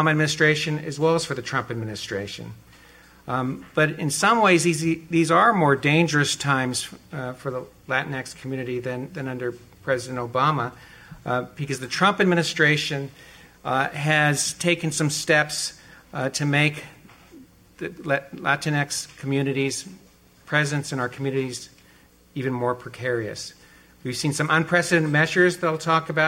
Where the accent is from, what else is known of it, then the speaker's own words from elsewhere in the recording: Los Angeles, California, United States; moved away; come back to Los Angeles because it's my hometown, and I learned growing up here